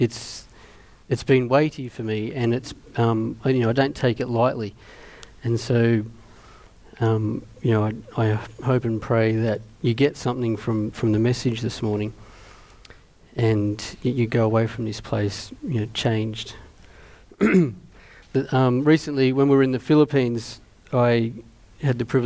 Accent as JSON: {"language": "English", "town": "Mittagong", "region": "New South Wales", "country": "Australia", "tie": "born or raised there", "said": "growing up in Mittagong."}